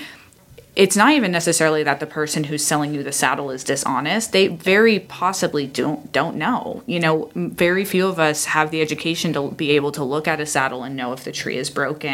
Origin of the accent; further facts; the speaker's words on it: Iowa, United States; moved away; when I was growing up in Iowa